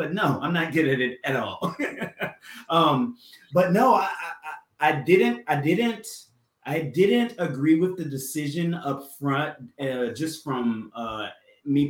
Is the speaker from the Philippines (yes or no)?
no; South Carolina, United States; I'm from South Carolina